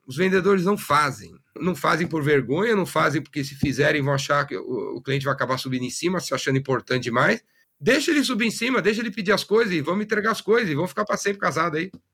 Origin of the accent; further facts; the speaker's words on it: São Paulo, Brazil; Eu nasci em São Paulo, na, na aclimação, sou da classe média